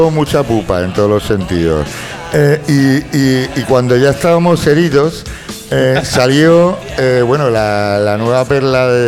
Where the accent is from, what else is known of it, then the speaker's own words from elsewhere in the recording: Galicia, Spain; Ya, pero es que, pero yo soy gallego, tío, y no soy humorista.